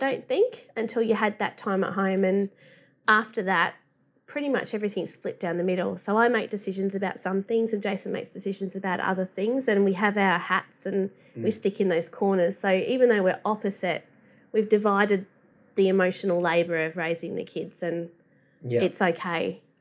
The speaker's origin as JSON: {"language": "English", "area": "Welsh", "region": "Wales", "country": "United Kingdom", "moved": "yes", "lives_now": "Bundaberg, Australia", "said": "I'm just Welsh"}